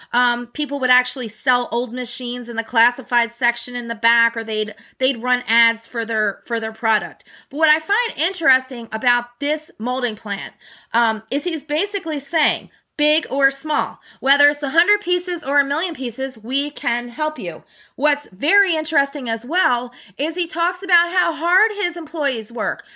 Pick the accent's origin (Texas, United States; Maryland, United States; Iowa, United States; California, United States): Maryland, United States; Baltimore; I grew up in Baltimore.